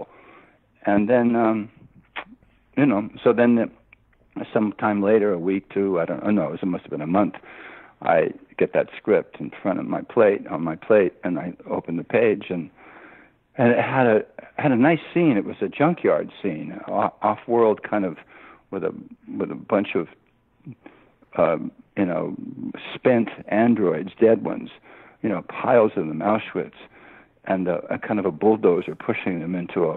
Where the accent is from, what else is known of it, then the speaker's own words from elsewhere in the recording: United States; I'm an American